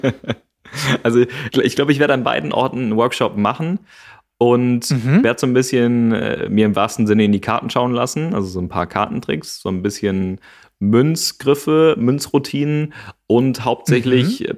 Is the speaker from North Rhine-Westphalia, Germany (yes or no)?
yes; Gevelsberg, North Rhine-Westphalia, Germany; in Gevelsberg. Das ist äh, meine Heimat.